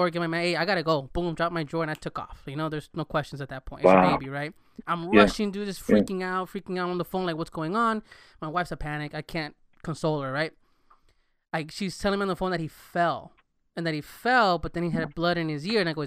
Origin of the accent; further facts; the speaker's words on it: Los Angeles, California, United States; I grew up in L.A. I'm actually from L.A.